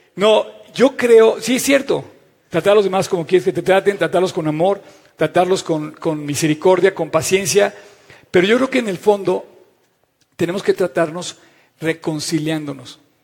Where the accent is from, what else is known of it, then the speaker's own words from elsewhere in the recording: Mexico; Dios quiso que naciéramos en México